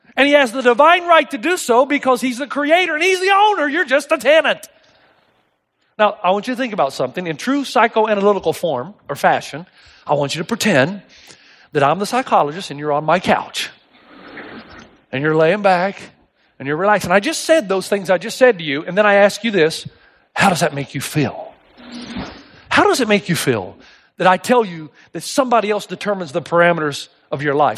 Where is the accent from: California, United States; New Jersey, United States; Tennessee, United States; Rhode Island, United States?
Tennessee, United States; East; I grew up in East Tennessee